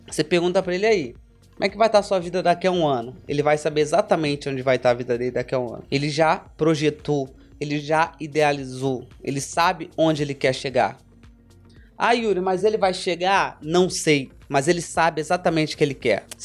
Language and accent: Portuguese; Rio de Janeiro, Brazil; porque eu sou da Barra, então eu me via na Barra.